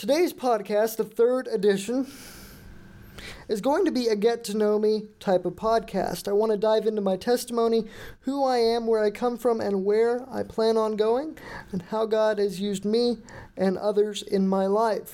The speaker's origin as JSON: {"language": "English", "town": "Houston", "region": "Texas", "country": "United States", "tie": "born or raised there", "moved": "yes", "said": "I was born on June 28th, 1997, in Houston, Texas"}